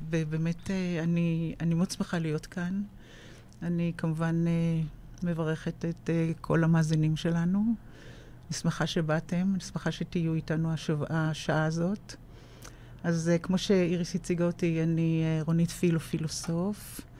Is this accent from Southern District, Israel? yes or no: no; Tel Aviv, Tel Aviv District, Israel; also born or lived in Jaffa; כן, אני תל אביבית מאז ומעולם. אה, את אה, שנות הילדות שלי העברתי, אם אפשר לקרוא לזה, כן, העברתי במקום שקוראים לו רמת החייל, mm-hmm.